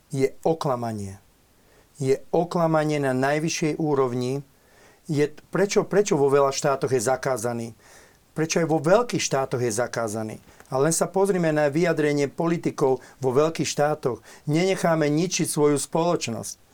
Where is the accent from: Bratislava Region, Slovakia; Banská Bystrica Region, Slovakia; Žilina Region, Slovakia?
Bratislava Region, Slovakia; Bratislava; som vyrastal v Bratislave